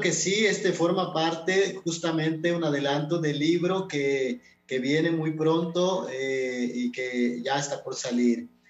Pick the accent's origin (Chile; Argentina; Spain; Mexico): Mexico; Totonac-speaking family, Totonacapan; first language Totonac; Spanish is a second language; also born or lived in Huehuetla; yo crecí en una familia hablando todo en totonaco, o sea, papá, mamá, la abuela, este, los hermanos, todos nos comunicábamos en totonaco